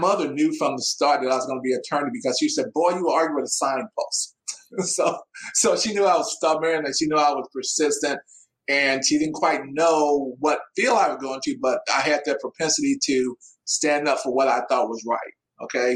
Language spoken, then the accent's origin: English; Midwest, United States; I'm from the Midwest, so I say ma'am a lot.